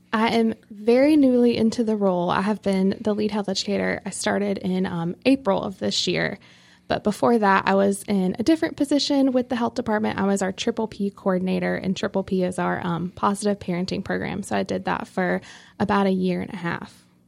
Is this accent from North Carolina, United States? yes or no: yes; Rocky Mount, North Carolina, United States; also born or lived in Youngsville, North Carolina; I'm originally from Rocky Mount, um, which is, you know, very close to here. Um, but that's where I was born and raised.